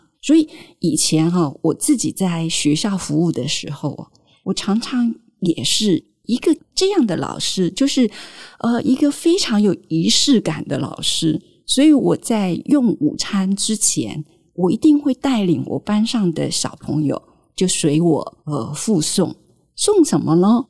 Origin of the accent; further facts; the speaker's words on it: Taiwan; 我们生在台湾还算是比较幸福